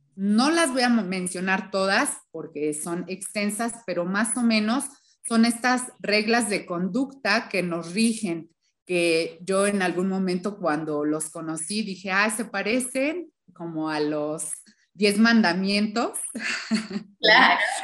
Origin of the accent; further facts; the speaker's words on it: Hidalgo, Mexico; moved away as an adult; also born or lived in Mexico City; del lugar donde crecí, que es un estado, se llama el estado de Hidalgo, vivía en una comunidad chiquita